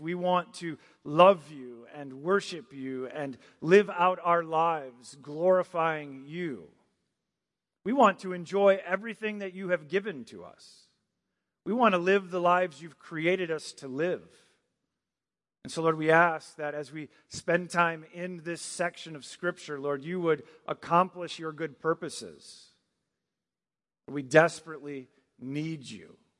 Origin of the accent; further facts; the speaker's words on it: Michigan, United States; moved away as an adult; also born or lived in Virginia Beach, Virginia / Maryland; I grew up in Michigan, then I lived in Virginia Beach, and then I lived in Maryland for a year, and now I'm here